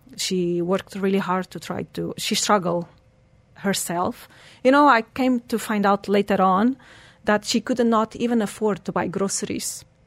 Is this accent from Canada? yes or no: no; Portugal; English is a second language; moved away as an adult; also born or lived in Switzerland / England; now in Dubai, United Arab Emirates; I was born in Portugal